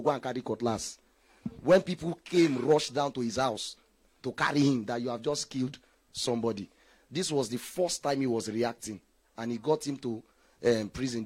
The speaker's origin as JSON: {"language": "English", "region": "Lagos", "country": "Nigeria", "tie": "born or raised there", "said": "when I was growing up in Ajegunle"}